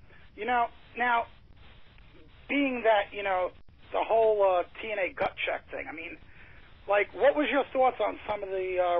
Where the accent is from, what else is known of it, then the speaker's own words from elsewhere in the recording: New York, United States; because I'm from New York